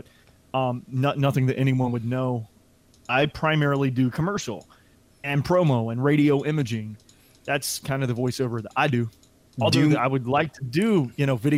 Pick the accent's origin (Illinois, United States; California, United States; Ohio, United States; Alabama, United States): Alabama, United States; accent: southern twang; also born or lived in Colorado; now in Florida, United States; I was born in Colorado, grew up in Alabama, now live in Florida